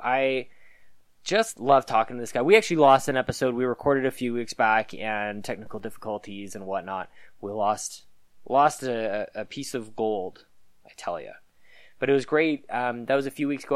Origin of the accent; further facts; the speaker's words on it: Canada; accent: Canadian; we're definitely Canadian